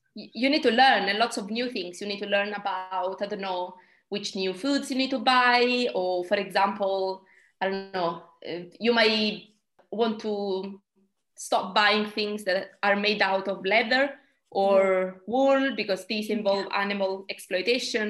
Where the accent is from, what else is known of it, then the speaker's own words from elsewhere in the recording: Italy; moved away as an adult; now in United Kingdom; I'm originally from Italy, but I've been in the UK for the last 10 years.